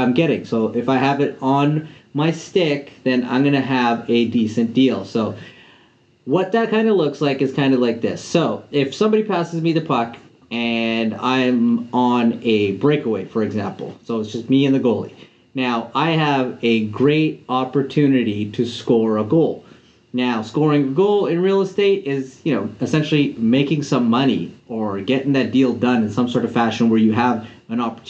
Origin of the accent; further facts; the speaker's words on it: Canada; also born or lived in Vancouver, British Columbia; I'm a Canadian. I'm based out of Vancouver here in Canada